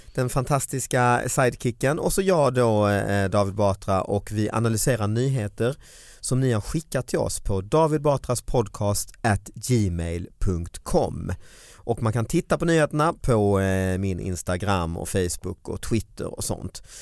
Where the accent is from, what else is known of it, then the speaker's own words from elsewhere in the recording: Sweden; som svensk